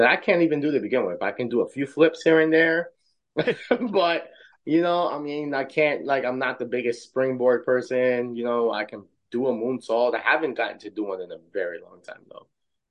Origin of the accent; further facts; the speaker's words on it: Tennessee, United States; grew up in Tennessee, and for me